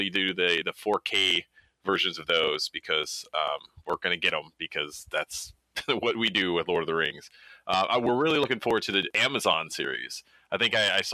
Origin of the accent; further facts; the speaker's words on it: United States; growing up in America